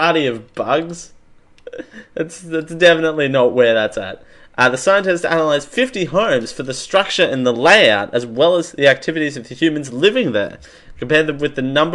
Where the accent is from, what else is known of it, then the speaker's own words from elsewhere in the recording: Australia; I am Australian